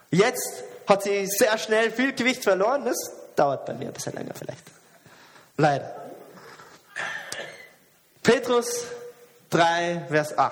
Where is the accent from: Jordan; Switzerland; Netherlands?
Jordan; Ich bin nicht im Westen aufgewachsen. Und, und, sehr oft, aber in der Schule, wo ich arbeite, sehe ich diese westliche Einstellung von Individualismus. Jeder ist allein, jeder ist eine Insel, du schaffst es allein, wenn du kannst. In Jordanien war es aber nicht so.